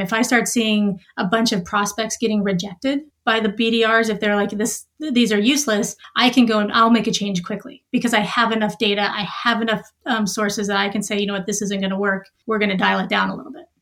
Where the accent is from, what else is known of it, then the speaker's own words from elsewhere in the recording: Montana, United States; moved away as an adult; also born or lived in Boston; I'm originally from a small town in Montana